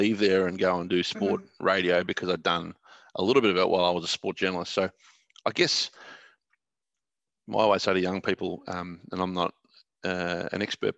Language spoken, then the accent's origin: English; Warragul, Victoria, Australia; I began as a 12-year-old at the Warragul Gazette, which is where my hometown was in Gippsland